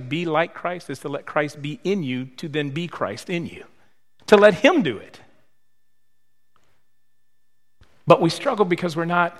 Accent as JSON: {"language": "English", "region": "Michigan", "country": "United States", "moved": "yes", "said": "But I'm from Michigan."}